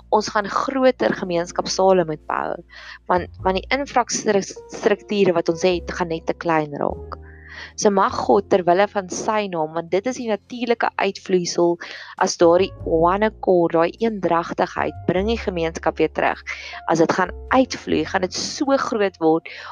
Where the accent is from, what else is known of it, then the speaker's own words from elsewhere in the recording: South Africa; ons Afrikaner boere gemeenskappe